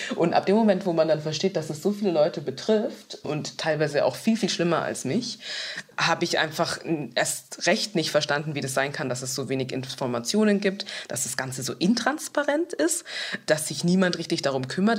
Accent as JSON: {"language": "German", "town": "Munich", "region": "Bavaria", "country": "Germany", "tie": "born or raised there", "said": "ich komme aus München und nicht aus Düsseldorf"}